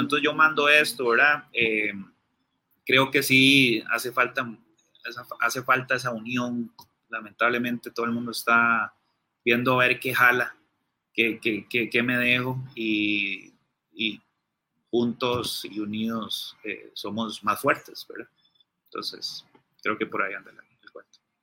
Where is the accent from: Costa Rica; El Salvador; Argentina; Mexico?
Costa Rica